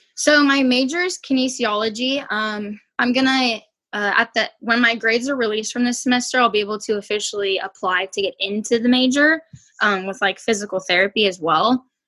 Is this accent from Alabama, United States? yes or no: no; South Lake Tahoe, California, United States; I grew up in Tahoe